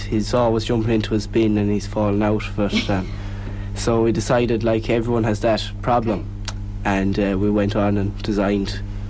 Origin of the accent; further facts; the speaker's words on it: Oran, Connacht, Ireland; I'm from Oran